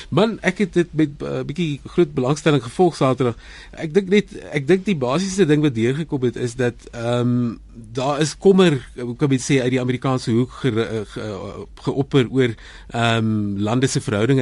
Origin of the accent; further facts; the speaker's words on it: South Africa; vir my as 'n Suid-Afrikaner